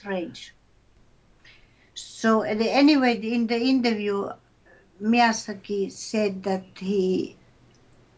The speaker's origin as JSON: {"language": "English", "country": "Finland", "said": "we are Finnish people. We are from Finland"}